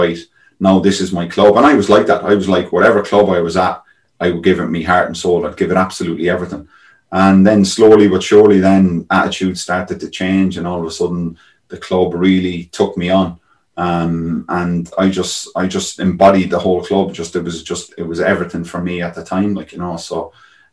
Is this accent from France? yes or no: no; Ireland; moved away as an adult; you grow up as an Irish kid